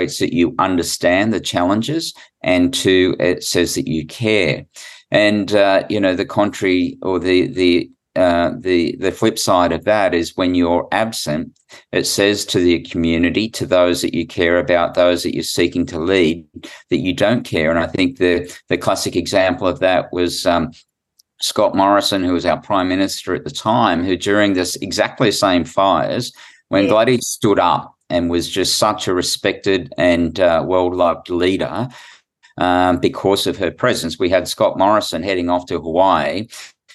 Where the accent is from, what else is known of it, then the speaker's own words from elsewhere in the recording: New South Wales, Australia; I'm from New South Wales